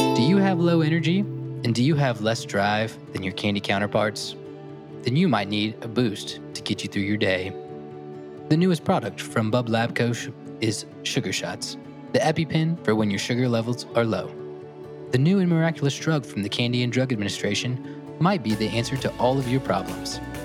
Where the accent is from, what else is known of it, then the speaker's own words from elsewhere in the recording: Augusta, Georgia, United States; moved away; I grew up in Augusta, Georgia, so the Masters is bit of my hometown fame